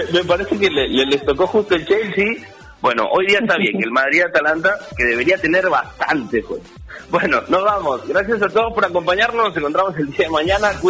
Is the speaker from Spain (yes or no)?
no; northern Peru, Peru; somos muy norteños